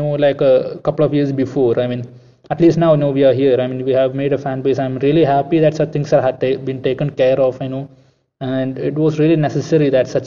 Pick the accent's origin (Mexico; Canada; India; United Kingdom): India; Malappuram, Kerala; I'm from Malappuram in Kerala.